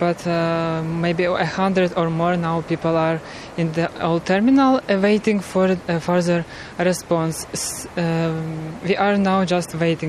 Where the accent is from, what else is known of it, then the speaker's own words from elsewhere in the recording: Kyiv, Ukraine; moved away as an adult; now in Ireland; I'm from Kyiv capital.